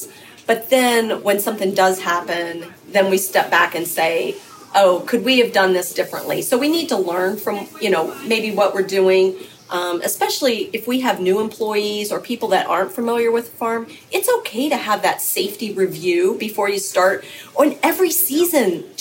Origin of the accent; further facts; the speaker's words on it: Tuscarawas County, Ohio, United States; also born or lived in Fairfield County, Ohio; I grew up in Tuscarawas County